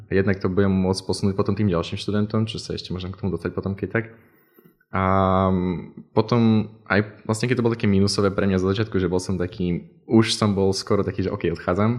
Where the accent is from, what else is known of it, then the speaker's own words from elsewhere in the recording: Poprad, Prešov Region, Slovakia; moved away as an adult; now in Randers, Denmark; som z Popradu a tam to nejaké rušné nie